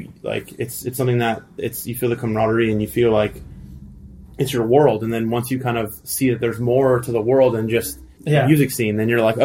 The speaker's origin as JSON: {"language": "English", "town": "El Segundo", "region": "California", "country": "United States", "tie": "born or raised there", "also_born_or_lived": "Thousand Oaks, California", "said": "I was born in the South Bay, and then we had moved to the Valley. So I lived in Thousand Oaks."}